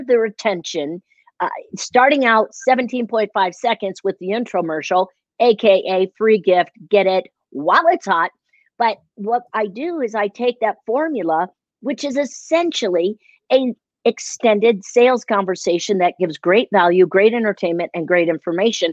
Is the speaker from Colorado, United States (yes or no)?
no; Chicago, Illinois, United States; moved away; I am originally from Chicago